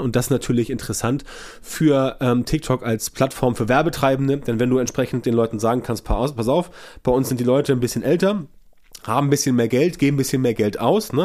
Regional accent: Germany; bei uns in Deutschland

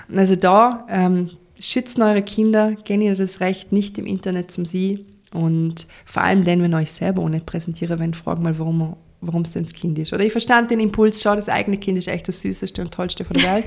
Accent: Vorarlberg, Austria; bei uns in Vorarlberg

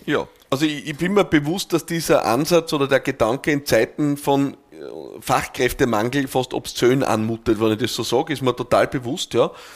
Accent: Austria; bei uns in Österreich

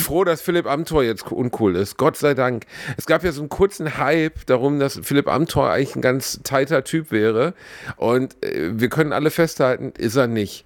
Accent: Gelsenkirchen, North Rhine-Westphalia, Germany; Ich komme aus Gelsenkirchen, ich war der einzige deutschstämmige Junge in der ganzen Klasse

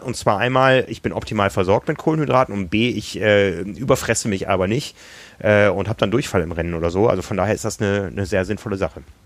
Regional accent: Germany; wir aus Deutschland

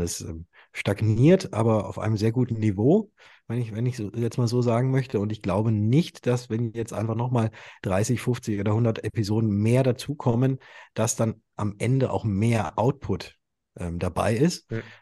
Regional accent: Würzburg, Bavaria, Germany; ich komme aus Würzburg

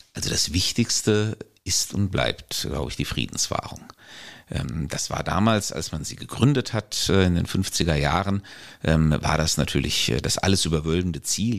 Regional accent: Germany; als Deutscher geboren

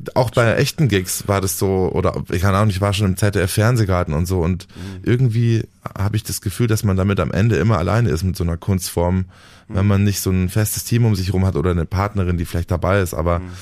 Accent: Dachau, Bavaria, Germany; also born or lived in Munich; Ich komme aus München. Ich lebe da auch schon, schon immer. Ich bin geboren in Dachau im Norden von München und äh, wohne da immer noch

